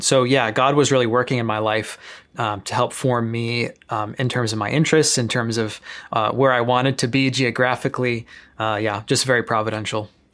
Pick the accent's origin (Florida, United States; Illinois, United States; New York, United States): Illinois, United States; Chicago; moved away as an adult; back in my hometown in Chicago